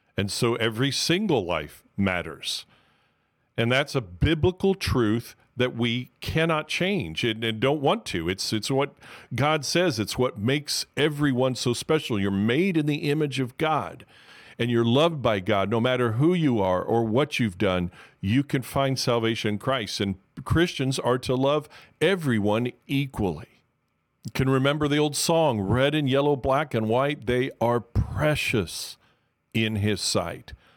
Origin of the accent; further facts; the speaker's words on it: Miami, Florida, United States; I'm from Miami, so I'm originally from Miami, so I'm called a Miamian